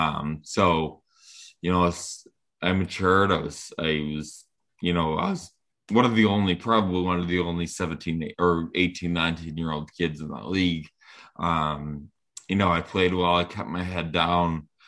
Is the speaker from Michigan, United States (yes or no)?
no; Rhode Island, United States; growing up in Rhode Island, a little, little state like this